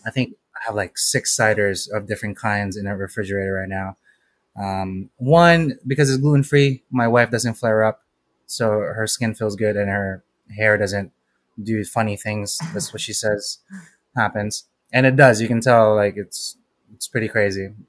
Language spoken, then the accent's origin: English; Philippines; I'm Filipino.